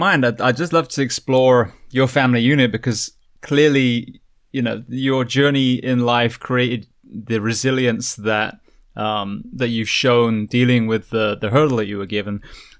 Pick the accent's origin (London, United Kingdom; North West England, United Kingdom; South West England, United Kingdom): South West England, United Kingdom; Bath; moved away; So that is very close to where I grew up in Bath.